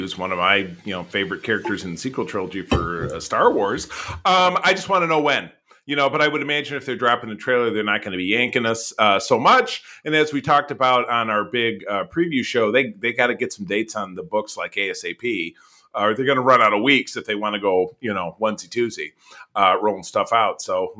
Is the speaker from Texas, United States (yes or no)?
no; Grosse Pointe, Michigan, United States; My hometown homeboy, Grosse Pointe, Michigan.